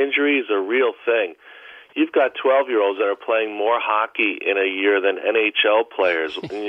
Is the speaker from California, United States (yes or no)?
no; Greenwich, Connecticut, United States; now in Yorktown Heights, United States; I'm from a different generation, but, I grew up in Greenwich with Steve Young